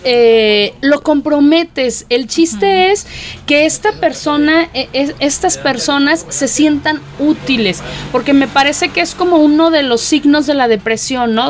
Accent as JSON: {"language": "Spanish", "country": "Mexico", "said": "somos los mexicanos"}